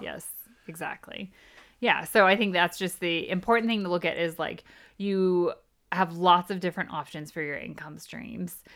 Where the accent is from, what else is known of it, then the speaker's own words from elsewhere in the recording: United States; moved away as an adult; now in United Kingdom; we are from the States and we live in the U K